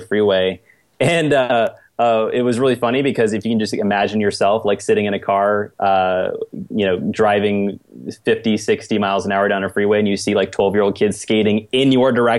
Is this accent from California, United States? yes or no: yes; Lakeside, California, United States; I'm from Lakeside